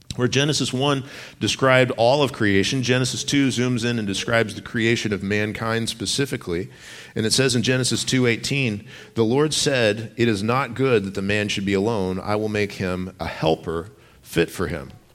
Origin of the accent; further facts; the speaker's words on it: Texas, United States; moved away; I grew up in Texas